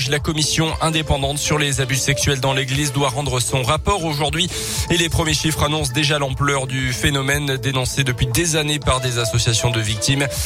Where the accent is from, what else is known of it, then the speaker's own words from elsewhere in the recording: Auvergne-Rhône-Alpes, France; chez nous en Auvergne